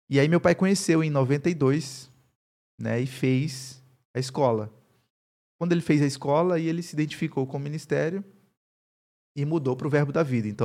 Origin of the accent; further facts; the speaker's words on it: Campina Grande, Paraíba, Brazil; lá em Campina Grande, o sotaque é um pouco mais é, puxado, assim, né? Eu perdi bastante. Eu perdi bastante do sotaque.